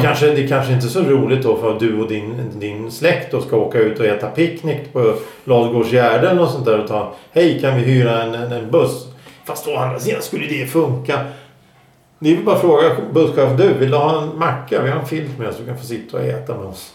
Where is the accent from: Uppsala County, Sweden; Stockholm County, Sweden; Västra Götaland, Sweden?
Stockholm County, Sweden; Stockholm; vi stockholmare